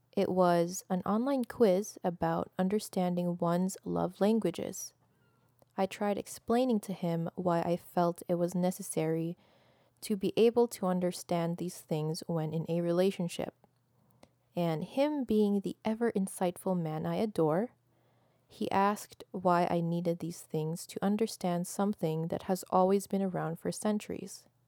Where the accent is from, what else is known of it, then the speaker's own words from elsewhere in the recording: Philippines; moved away as an adult; now in Canada; I am Filipino, born and raised in the Philippines, and I just moved to Canada a little less than a decade ago